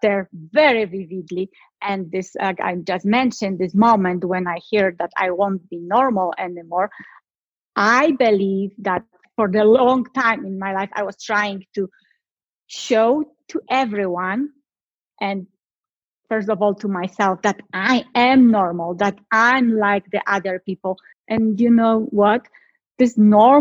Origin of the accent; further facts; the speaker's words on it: Poland; I'm from Poland. So my childhood was totally different like everyone else. I was born in a time behind the Iron Curtain, communism.